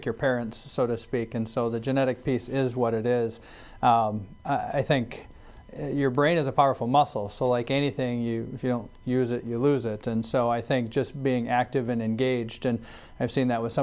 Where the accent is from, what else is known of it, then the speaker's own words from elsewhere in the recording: South Dakota, United States; I enjoy my family and the state of South Dakota